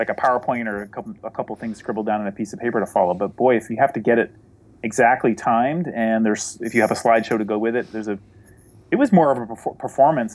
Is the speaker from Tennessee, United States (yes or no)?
no; New Hampshire, United States; the town I grew up in New Hampshire